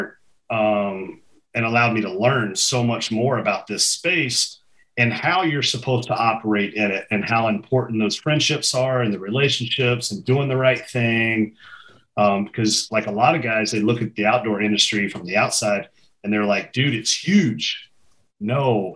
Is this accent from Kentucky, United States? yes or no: yes; Central Kentucky, United States; moved away; where I grew up in Central Kentucky